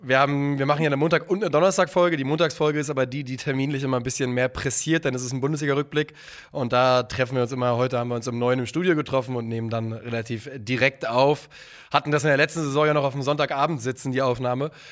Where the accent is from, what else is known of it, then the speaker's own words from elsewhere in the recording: Wiesbaden, Hesse, Germany; now in Berlin, Germany; ich komme aber aus Wiesbaden und bin da auch aufgewachsen.